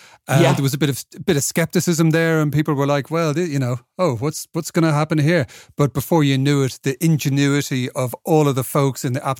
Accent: Ireland; as an Irishman

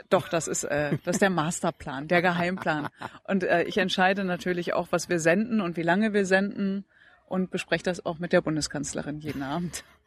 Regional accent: Datteln, North Rhine-Westphalia, Germany; Also ich bin geboren worden in Datteln, dann war ich im Kindergarten, Grundschule, Gymnasium, Abitur

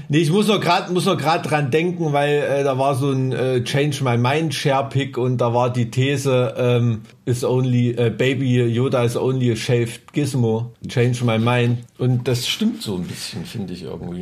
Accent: East Germany, Germany; ich bin mit äh, Leuchtstoffröhren aufgewachsen, ne? weißt du, in so einem DDR-Neubau-Plattenbaugebiet

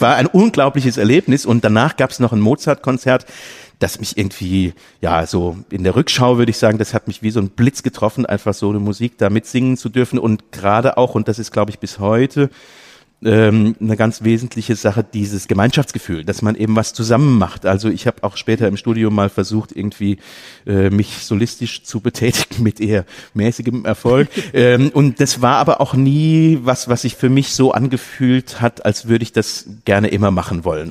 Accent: near Limburg an der Lahn, Hesse, Germany; ich komme aus der Nähe von Limburg an der Lahn

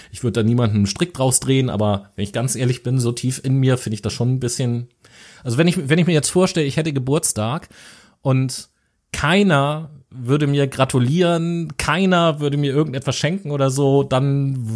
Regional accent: Germany

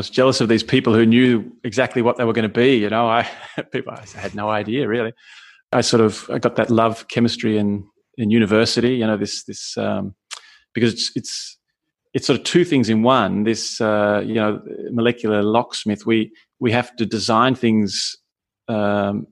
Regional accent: Australia; moved away as an adult; now in Vienna, Austria; I was born in Australia and studied there, worked there, and moved to Austria some 20 years ago

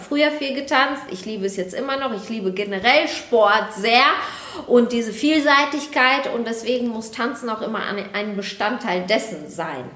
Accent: Bielefeld, North Rhine-Westphalia, Germany; now in Düsseldorf, Germany; ursprünglich komme ich eben aus Bielefeld. Ja, und mittlerweile bin ich hier in Düsseldorf

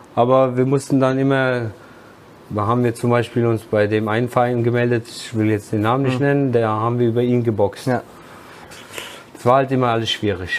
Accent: Wiesbaden, Hesse, Germany; ich bin zwar in Wiesbaden geboren, in der HSK-Klinik

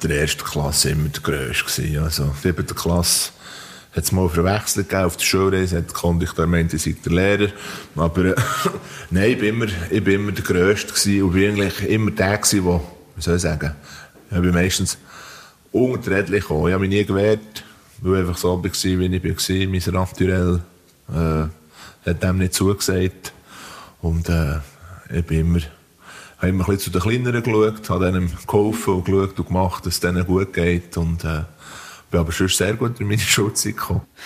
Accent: Diesbach, Switzerland; ich bin eben in Diesbach aufgewachsen, in einem Bauerndorf.

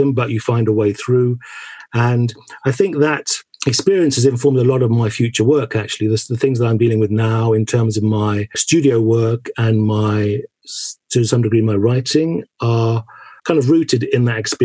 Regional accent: St Mary Cray, London, United Kingdom; where I was born in St. Mary Cray. I was born in 61, so I was kind of going to early school in the late 60s and early 70s.

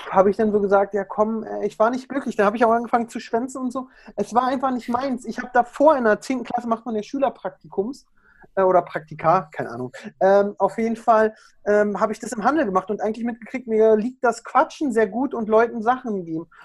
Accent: Berlin, Germany; accent: Berlin; Ja, also ich komme aus Berlin. Ich bin Berliner Junge. Ich kann da auch ganz schnell abschweifen von Sprachgebrauch und ein bisschen mehr Berliner.

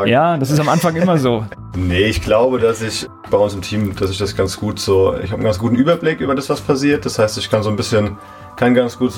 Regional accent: Bad Sobernheim, Rhineland-Palatinate, Germany; Ja, wir sind innerhalb von Bad Sobernheim einmal umgezogen noch.

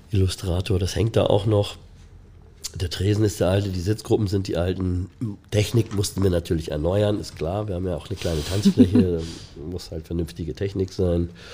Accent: Hamburg, Germany; also born or lived in Ottensen, Hamburg; In meiner Kindheit, in meiner Jugend ähm, bin ich in Ostdorf mit meiner Familie

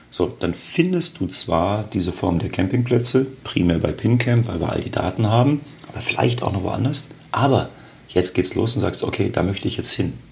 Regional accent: Augsburg, Bavaria, Germany; moved away as an adult; now in Berlin, Germany; Äh, geboren in Augsburg, dort auch studiert, dann nach dem Abitur erst nach Frankfurt, dann nach Düsseldorf und jetzt seit 19 Jahren in Berlin.

